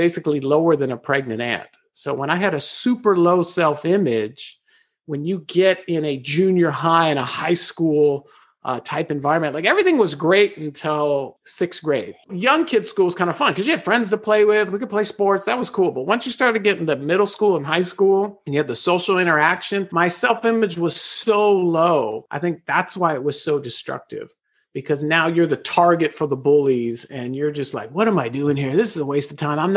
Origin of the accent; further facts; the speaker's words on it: Los Angeles, California, United States; born and raised in Los Angeles, I was incarcerated in the LA County school system for 12 years